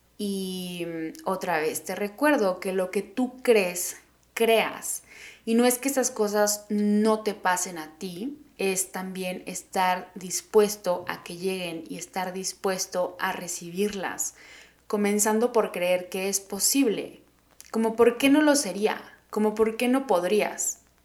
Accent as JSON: {"language": "Spanish", "region": "Oaxaca", "country": "Mexico", "tie": "born or raised there", "moved": "as an adult", "lives_now": "Mexico City, Mexico", "said": "soy de Oaxaca, que nací ahí"}